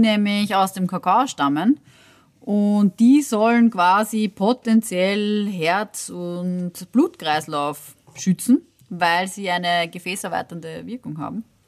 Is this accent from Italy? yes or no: no; Austria; bei uns in Österreich